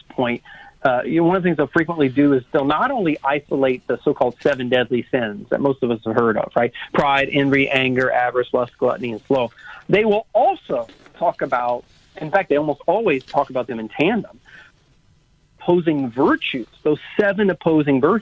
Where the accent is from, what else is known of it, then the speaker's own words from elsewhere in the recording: South Louisiana, United States; I'm from South Louisiana.